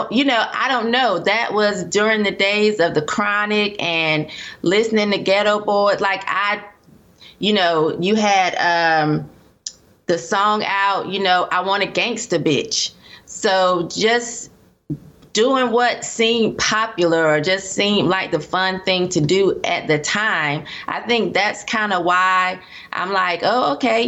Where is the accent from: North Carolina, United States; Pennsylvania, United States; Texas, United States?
North Carolina, United States; Durham; I was raised in Durham, North Carolina